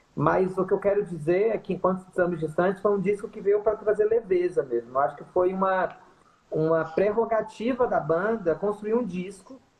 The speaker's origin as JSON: {"language": "Portuguese", "region": "sertão of Bahia", "country": "Brazil", "tie": "born or raised there", "said": "eu sou do sertão da Bahia"}